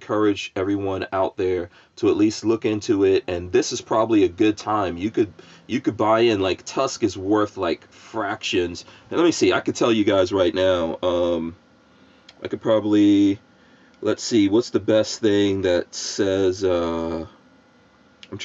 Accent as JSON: {"language": "English", "region": "New York", "country": "United States", "tie": "born or raised there", "also_born_or_lived": "New Jersey", "moved": "as an adult", "lives_now": "Florida, United States", "said": "I grew up in New York. I grew up with lots of Puerto Rican people"}